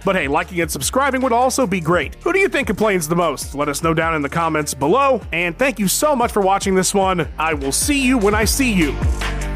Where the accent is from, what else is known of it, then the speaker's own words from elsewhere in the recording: United States; Being an American who has now worked with my English counterparts for many years